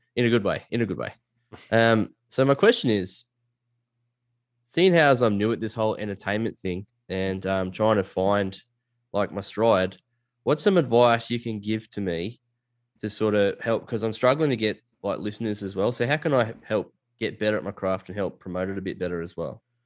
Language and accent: English; Australia; I'm from a bush town, like a little country town